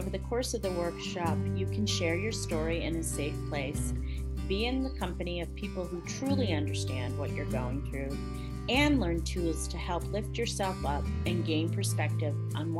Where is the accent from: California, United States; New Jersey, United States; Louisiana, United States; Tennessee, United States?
Tennessee, United States; Nashville; my hometown of Nashville, Tennessee